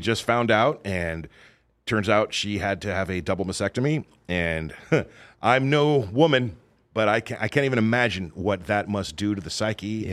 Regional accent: Southern California, United States; moved away as an adult; also born or lived in Oregon; I grew up in Southern California.

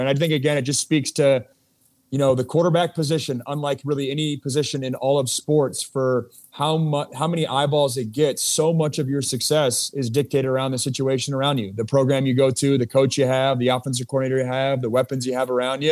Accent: Seattle, Washington, United States; moved away as an adult; also born or lived in Los Angeles / Pittsburgh; it's been about a decade since I've lived in, uh, lived in Seattle

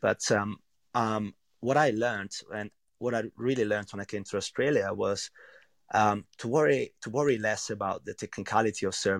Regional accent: central Italy, Italy; English is a second language; Well, I'm from a really small village, actually, in central Italy. And I don't know, it's a place where there are many really simple restaurants

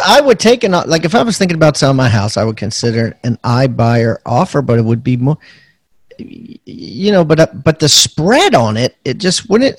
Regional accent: Maryland, United States; out of Maryland, actually, my hometown

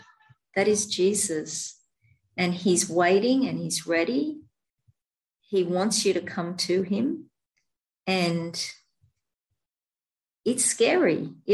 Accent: Australia; Australian. I'm an Aussie.

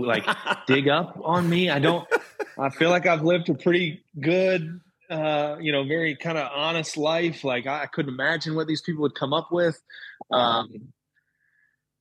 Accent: Kansas City, United States; moved away; the course I grew up at in Kansas City

